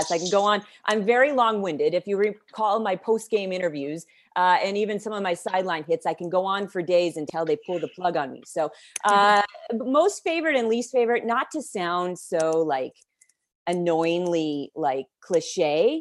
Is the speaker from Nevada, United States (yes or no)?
yes; Las Vegas, Nevada, United States; moved away as an adult; also born or lived in Philadelphia / North Carolina; I grew up in Las Vegas